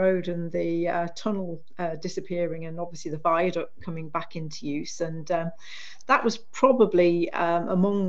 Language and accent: English; Bishop Auckland, North East England, United Kingdom; I grew up in Bishop Auckland in the 80s